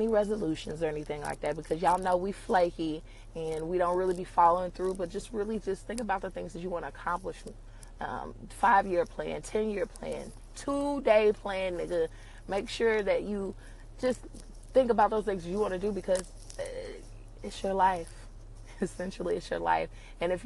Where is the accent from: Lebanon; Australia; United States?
United States; New York City, New York; I come from Brooklyn